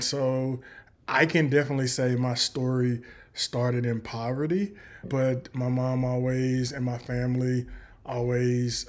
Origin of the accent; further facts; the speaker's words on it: Chattanooga, Tennessee, United States; now in Middle Tennessee, United States; I grew up in a little place called Chattanooga, Tennessee, in that area.